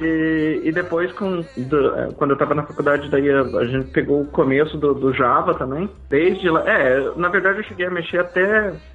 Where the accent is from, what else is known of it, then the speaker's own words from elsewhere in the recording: Santa Catarina, Brazil; moved away as an adult; also born or lived in São Paulo, Brazil; now in Canada; eu sou do sul do Brasil, de Santa Catarina. Minha família toda é de lá